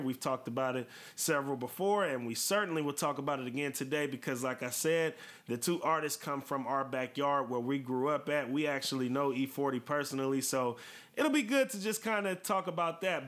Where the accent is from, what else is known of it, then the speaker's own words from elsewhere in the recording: Vallejo, California, United States; growing up in Vallejo, California, which is where we are from